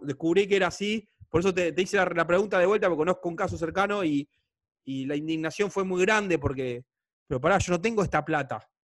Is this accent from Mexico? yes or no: no; Argentina; soy argentino